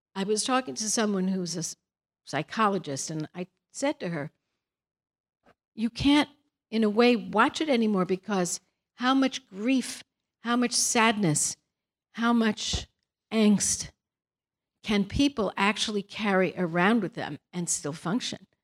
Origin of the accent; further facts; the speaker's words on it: Brooklyn, New York, United States; now in California, United States; We're from Brooklyn. We have a different personality.